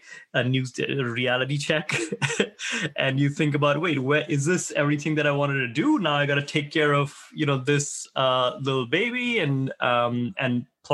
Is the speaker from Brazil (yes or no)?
no; India; moved away as an adult; now in United States; I grew up in India. I came to the U.S. to study, really, when I was around my early 20s. And never left